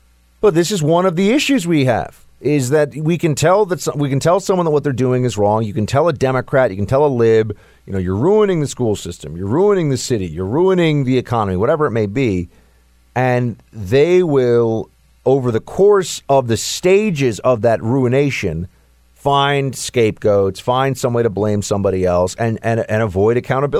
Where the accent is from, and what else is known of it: New York City, New York, United States; born or raised there